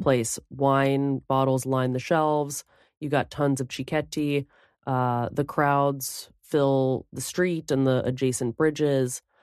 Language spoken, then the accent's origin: English; New Jersey, United States; I'm from Jersey